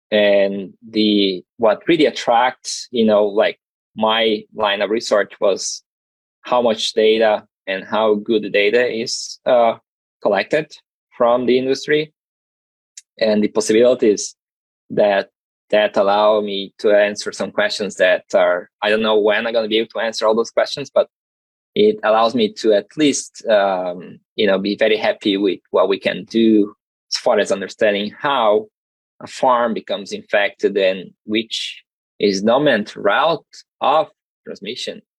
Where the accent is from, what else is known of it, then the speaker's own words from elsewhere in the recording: South Region, Brazil; English is a second language; moved away as an adult; And I'm originally from Brazil, so my master and PhD were were done all down in the south.